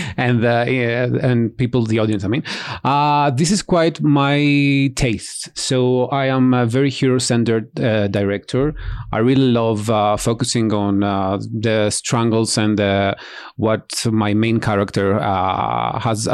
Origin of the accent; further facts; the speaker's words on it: Greece; I'm from Greece